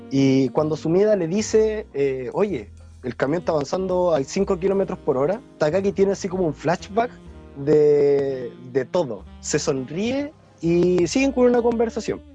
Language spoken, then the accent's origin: Spanish; Chile; moved away as an adult; cuando me fui de Chile